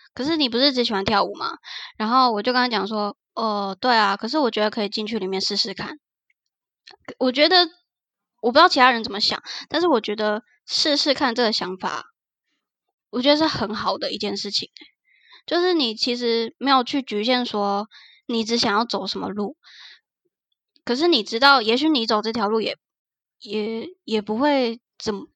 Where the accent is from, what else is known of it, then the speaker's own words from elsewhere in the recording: Taichung, Taiwan; moved away as an adult; now in Kaohsiung, Taiwan; 其实我们两个都不是高雄人，我们都是台中人，然后来 高雄读书